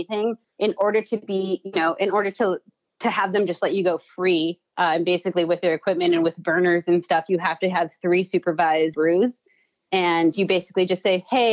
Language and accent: English; California, United States; now in Chicago, United States; I'm from California